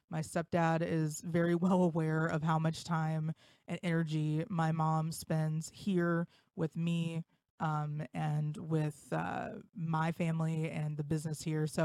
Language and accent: English; West Milton, Ohio, United States; North of Dayton, Ohio.